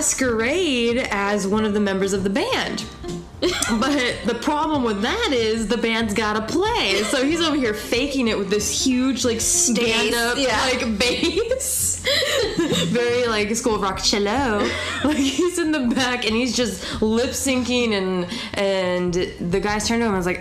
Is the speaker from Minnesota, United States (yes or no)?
no; Southern California, United States; growing up in SoCal.